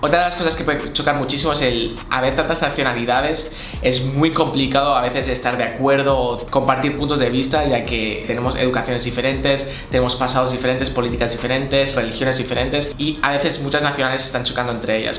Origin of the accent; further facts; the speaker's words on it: Spain; moved away as an adult; also born or lived in United Arab Emirates; now in Dubai, United Arab Emirates; Yo en mi caso soy español